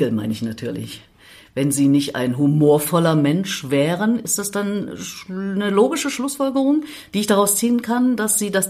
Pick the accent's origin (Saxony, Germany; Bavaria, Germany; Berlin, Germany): Berlin, Germany; Pankow; Ich komme aus Pankow.